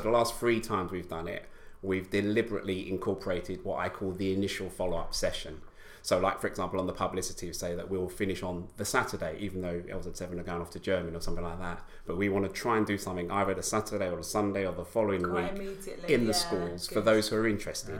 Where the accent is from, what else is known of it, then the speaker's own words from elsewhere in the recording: London, United Kingdom; I, I grew up in East London